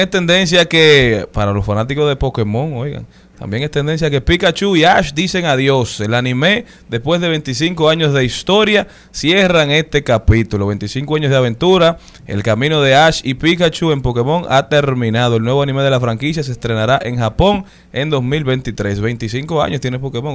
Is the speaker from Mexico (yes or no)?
no; Dominican Republic; Como nacionales dominicanos